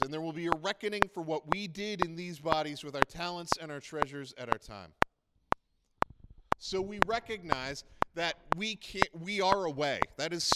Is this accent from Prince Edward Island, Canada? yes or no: yes; Prince Edward Island, Canada; now in Alberta, Canada; I am from Prince Edward Island. And when you're born on Prince Edward Island, you are always from Prince Edward Island.